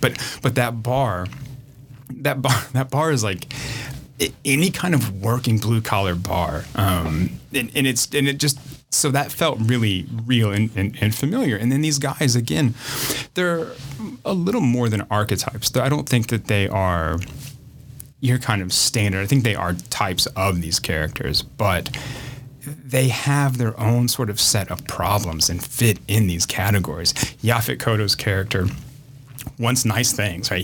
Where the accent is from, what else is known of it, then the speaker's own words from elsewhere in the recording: Indianapolis, Indiana, United States; I grew up in the Midwest. I grew up in Indianapolis